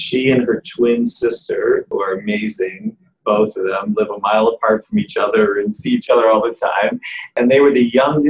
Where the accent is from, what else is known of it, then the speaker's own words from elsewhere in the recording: Cleveland, Ohio, United States; I grew up in Cleveland, Ohio, which many people know is one of the absolutely amazing Jewish communities in the world.